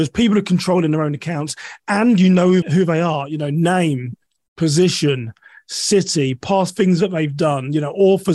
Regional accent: United Kingdom; moved away as an adult; now in United States; I'm originally from a town west of London. I've lived in the US for 11 years now

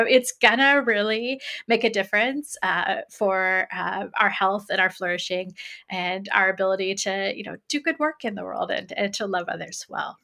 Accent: Greenfield, Indiana, United States; moved away as an adult; also born or lived in North Carolina; now in Illinois, United States; I grew up in Greenfield, Indiana.

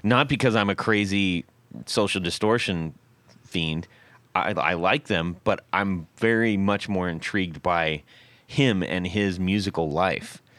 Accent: West Coast, United States; growing up on the West Coast

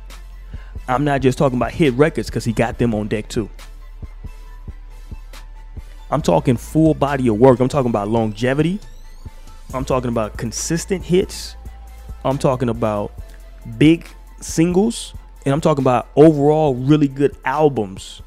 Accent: the South, United States; I'm from the South.

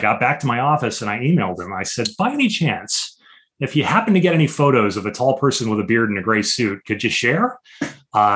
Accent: Chicago, Illinois, United States

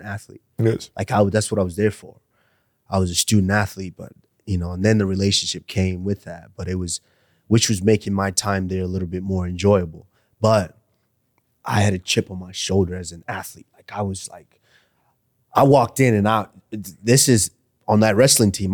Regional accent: Arlington, Texas, United States; moved away as an adult; also born or lived in Nigeria / Iowa; I come from Arlington

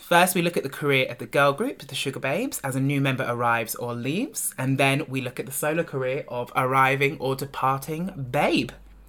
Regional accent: England, United Kingdom; I am the English rose between two Scottish thistles.

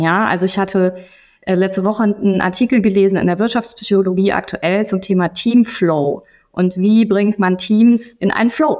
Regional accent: Gießen, Hesse, Germany; meiner Heimatstadt Gießen

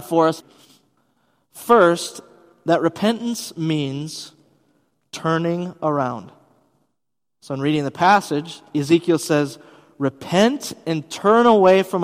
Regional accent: Wisconsin, United States; moved away as an adult; also born or lived in Bavaria, Germany; I'm from Wisconsin

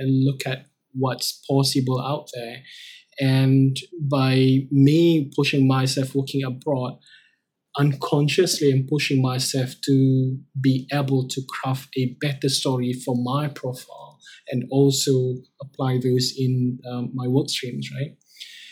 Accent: Malaysia; moved away as an adult; also born or lived in Jakarta, Indonesia

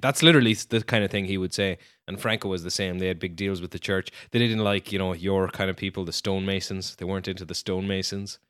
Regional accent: Ireland; you're assigned as an Irish person

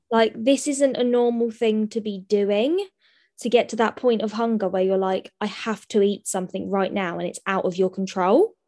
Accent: Sutton, United Kingdom; I was born, born and bred in Sutton, um, so I'm a local girl

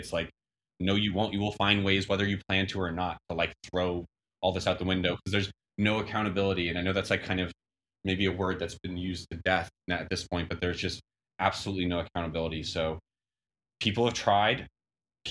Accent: United States; now in Los Angeles, United States; being American

